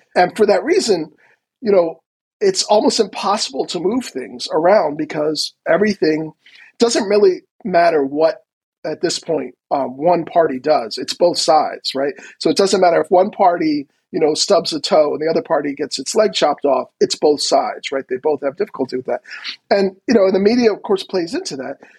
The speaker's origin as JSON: {"language": "English", "country": "United States", "said": "as an American"}